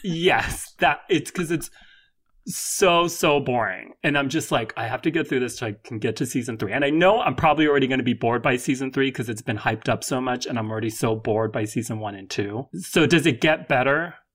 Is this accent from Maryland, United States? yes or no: no; California, United States; my home state of California